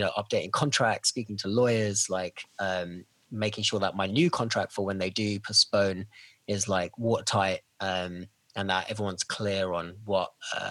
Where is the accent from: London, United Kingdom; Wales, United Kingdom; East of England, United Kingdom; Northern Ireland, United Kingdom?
London, United Kingdom; now in Vancouver, Canada; I'm from London, England originally. I'm in Vancouver